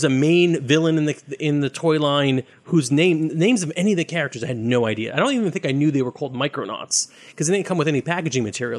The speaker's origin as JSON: {"language": "English", "town": "Brooklyn", "region": "New York", "country": "United States", "said": "I'm from Brooklyn."}